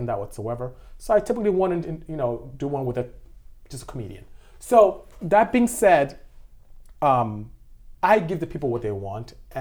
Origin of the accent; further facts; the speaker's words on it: Nigeria; moved away as an adult; now in United States; As you can tell from how I speak, I'm not from here. I'm from West Africa, I'm from Nigeria to be exact, and I came here to go to school.